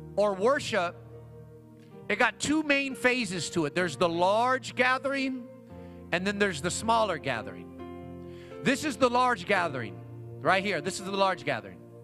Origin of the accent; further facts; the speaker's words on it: Long Beach, California, United States; also born or lived in Paramount, California; I grew up on that side of Long Beach, like far west side. That I grew up on Wilmington and Carson